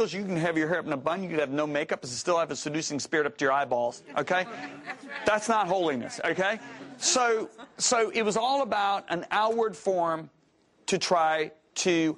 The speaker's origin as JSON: {"language": "English", "town": "Whitehall", "region": "Michigan", "country": "United States", "tie": "born or raised there", "said": "as a little boy, I grew up in Whitehall, Michigan"}